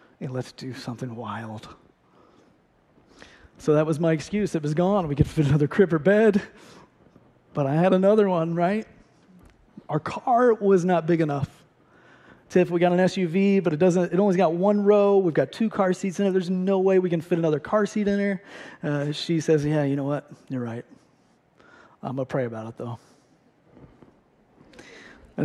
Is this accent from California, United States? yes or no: no; Ohio, United States; moved away as an adult; also born or lived in St. Louis; I grew up in Ohio.